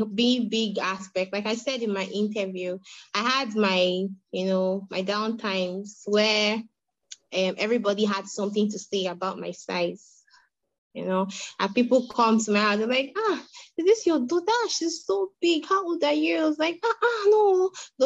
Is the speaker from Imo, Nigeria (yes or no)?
yes; Orogwe, Imo, Nigeria; I'm from Imo State, over in West local government area, Orogwe